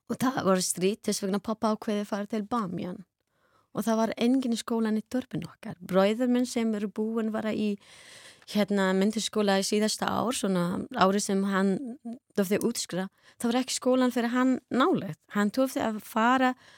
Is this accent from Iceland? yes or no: no; Afghanistan; Icelandic is a second language; moved away as an adult; Við bæði komum frá Afganistan. Við byrjuðum skólan enni í moskni þar